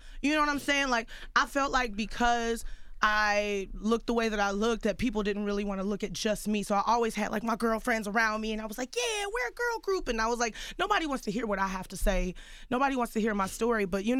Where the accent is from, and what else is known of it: Houston, Texas, United States; born or raised there